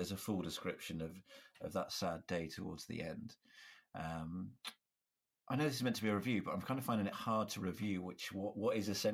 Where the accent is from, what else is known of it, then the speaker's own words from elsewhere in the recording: United Kingdom; I'm British